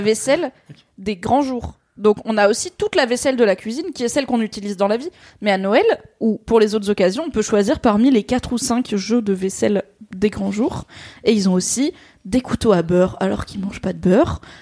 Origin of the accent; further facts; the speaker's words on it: Alsace, Grand Est, France; en tant qu'Alsacienne